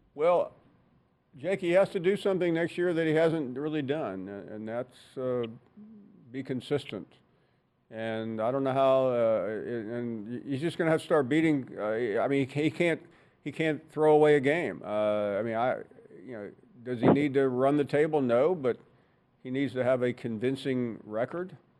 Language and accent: English; Alabama, United States; when I was growing up in Alabama